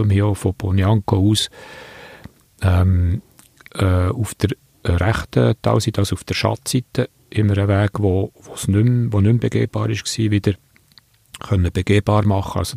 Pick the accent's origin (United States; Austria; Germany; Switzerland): Switzerland; Es ist jetzt nicht einfach so, dass wir dort quasi als Schweizer, die es auch besser wissen, gehen helfen